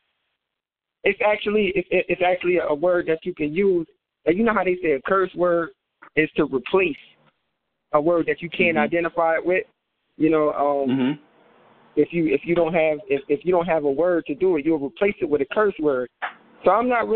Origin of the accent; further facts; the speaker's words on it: New Jersey, United States; I'm from Jersey, so I think sometimes even my accent